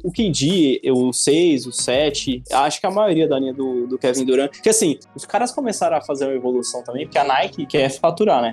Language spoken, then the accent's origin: Portuguese; São Paulo, Brazil; eu nasci e fui criado na Zona Leste